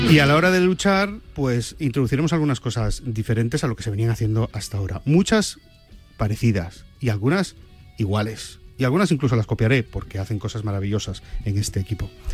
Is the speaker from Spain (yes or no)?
yes; Santander, Cantabria, Spain; also born or lived in Benidorm; now in Madrid, Spain; yo soy de Santander, adoro Cantabria, pero yo vivo entre Benidorm y Madrid